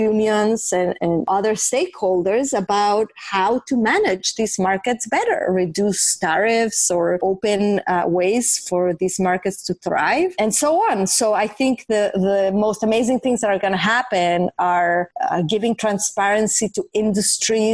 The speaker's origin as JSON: {"language": "English", "region": "Mexico City", "country": "Mexico", "tie": "born or raised there", "moved": "yes", "said": "when I was growing up in Mexico City, I was a very curious and inquisitive child"}